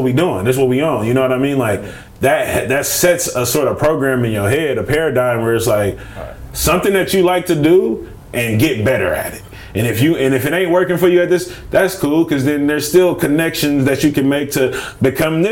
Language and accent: English; Richmond, California, United States; I'm from Richmond